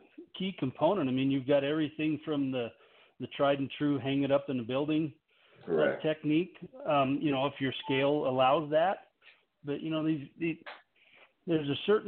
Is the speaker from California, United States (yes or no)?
no; Missouri, United States; Like, we're from Missouri, right?